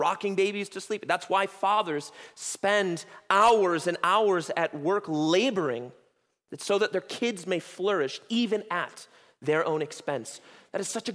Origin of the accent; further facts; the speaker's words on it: United States; as American Christians